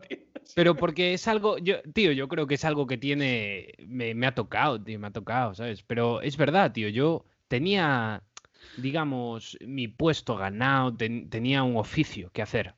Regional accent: A Coruña, Galicia, Spain; yo soy de Coruña

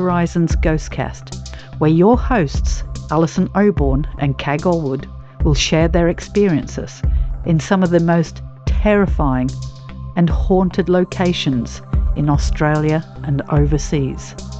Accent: Newcastle upon Tyne, North East England, United Kingdom; This is my hometown we're talking about.

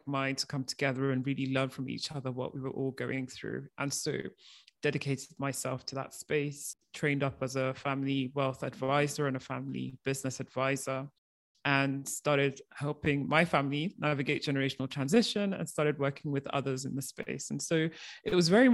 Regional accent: Nigeria; moved away as an adult; also born or lived in United Kingdom; I am of Nigerian origin, and the year I was born, my parents started off our family business.

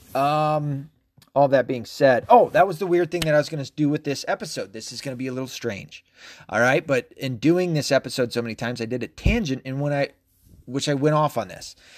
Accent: Tennessee, United States; also born or lived in Arkansas; I was raised a lot in Tennessee

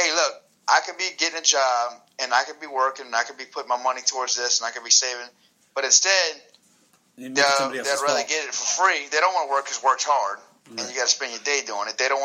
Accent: New Orleans, Louisiana, United States; I grew up in New Orleans

